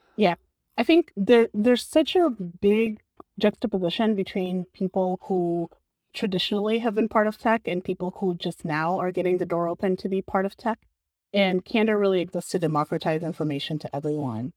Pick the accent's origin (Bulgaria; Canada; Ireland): Bulgaria; now in San Francisco, United States; I grew up and I was raised in Bulgaria